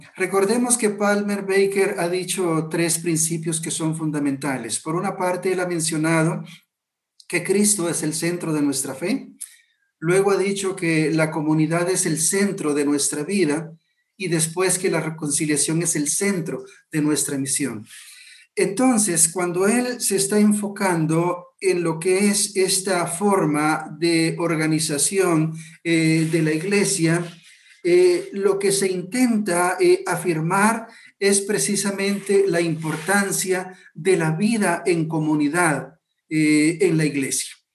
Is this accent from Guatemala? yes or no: yes; Guatemala